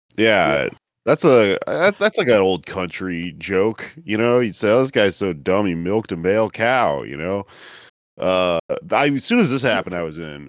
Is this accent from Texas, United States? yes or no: yes; Texas, United States; I grew up in Texas